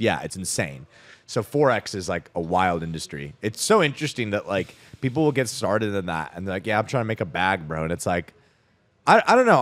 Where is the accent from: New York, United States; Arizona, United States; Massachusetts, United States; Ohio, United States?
Arizona, United States; Scottsdale; I grew up in Scottsdale, Arizona